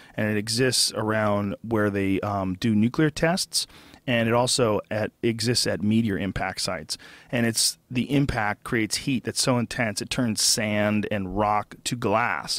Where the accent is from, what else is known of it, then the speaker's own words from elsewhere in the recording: Massachusetts, United States; When I was a little kid growing up in Massachusetts